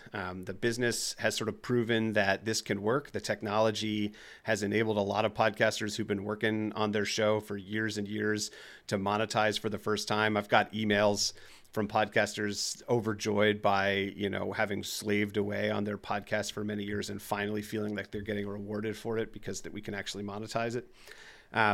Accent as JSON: {"language": "English", "region": "New Jersey", "country": "United States", "accent": "New Jersey", "said": "I'm from New Jersey, and I've been noticing a couple of words that come out that make me sound like New Jersey, like coffee, stuff like that."}